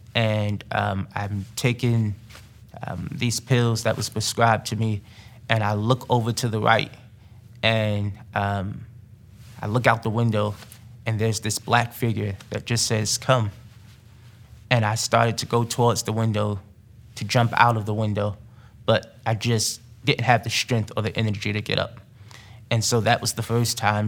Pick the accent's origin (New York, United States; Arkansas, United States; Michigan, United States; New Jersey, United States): New Jersey, United States; Newark; moved away; growing up in Newark, New Jersey